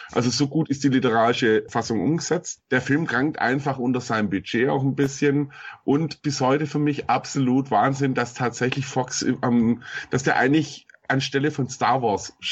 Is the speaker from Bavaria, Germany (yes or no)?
yes; Munich, Bavaria, Germany; also ich bin ja Münchner, da hat man nicht unbedingt Platz für einen Parkplatz